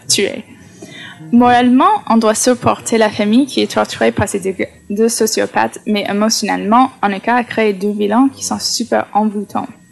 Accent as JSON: {"language": "French", "country": "United States", "said": "je suis américaine"}